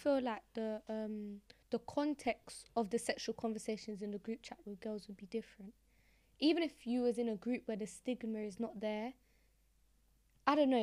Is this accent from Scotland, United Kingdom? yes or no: no; London, United Kingdom; I'm from the Hackney. I'm from Hackney